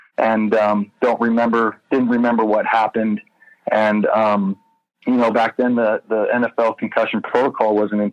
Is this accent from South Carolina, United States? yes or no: no; Arizona, United States; moved away; come back to my hometown. That's where I'm from